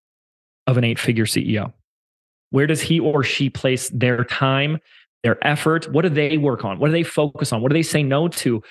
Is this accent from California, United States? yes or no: yes; Laguna Beach, California, United States; moved away; in my hometown of Laguna Beach before I moved